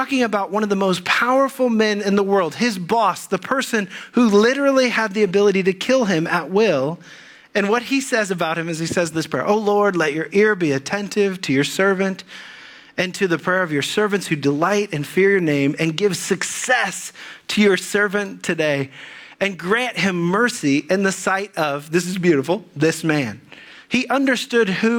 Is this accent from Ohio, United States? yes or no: yes; Dayton, Ohio, United States; moved away as an adult; also born or lived in Dallas; I grew up in the Dayton area